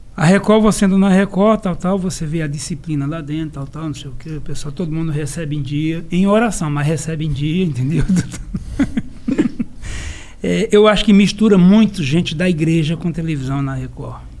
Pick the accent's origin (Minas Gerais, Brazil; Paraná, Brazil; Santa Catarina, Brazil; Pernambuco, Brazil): Pernambuco, Brazil; Serra Talhada; eu sou de Serra Talhada, Pernambuco